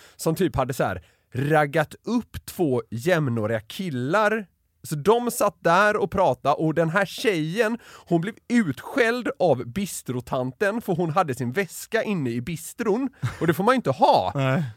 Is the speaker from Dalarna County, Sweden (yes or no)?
no; Gothenburg, Västra Götaland, Sweden; now in Stockholm, Sweden; Jag är från Göteborg